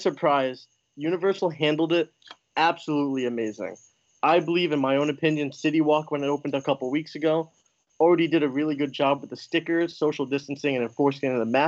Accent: Agawam, Massachusetts, United States; moved away as an adult; now in Orlando, United States; I'm originally from Agawam, Massachusetts, up north

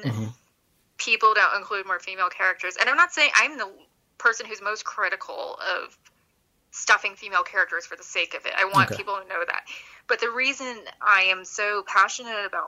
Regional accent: Midwest, United States; I'm from the Midwest

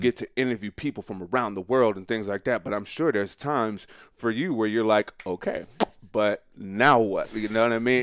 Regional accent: Montgomery, Alabama, United States; I'm from Montgomery, Alabama

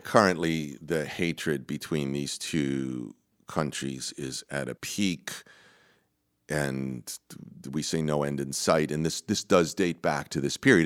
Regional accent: Massachusetts, United States; I grew up Armenian American in Massachusetts

